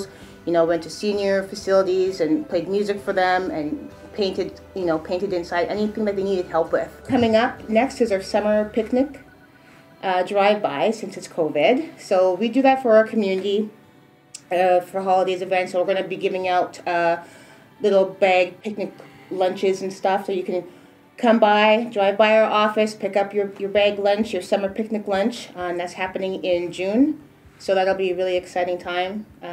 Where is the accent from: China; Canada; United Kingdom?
Canada; Edmonton, Alberta; also born or lived in Trelawny, Jamaica; now in Vancouver, Canada; growing up in Edmonton